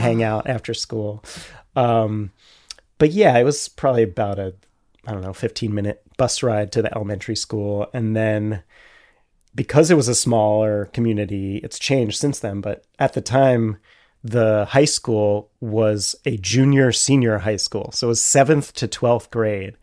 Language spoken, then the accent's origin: English; Carversville, Pennsylvania, United States; I learned to ride a bike in the cemetery in my hometown